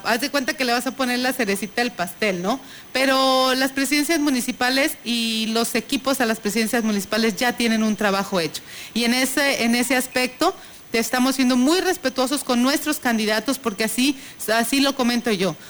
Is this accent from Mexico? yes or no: yes; Tamuín, San Luis Potosí, Mexico; yo soy de ahí de Tamuín